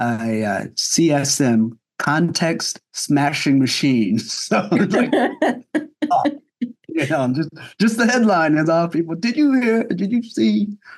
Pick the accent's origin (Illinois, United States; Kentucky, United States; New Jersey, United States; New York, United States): New Jersey, United States; And, you know, and I grew up in New Jersey, so I had some friends of that culture.